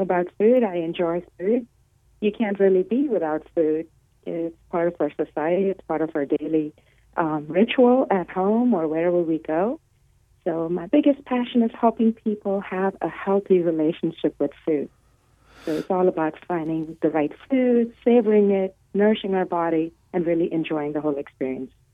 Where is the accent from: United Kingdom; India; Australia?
India; moved away as an adult; also born or lived in Los Angeles; now in United States; I was born and raised in India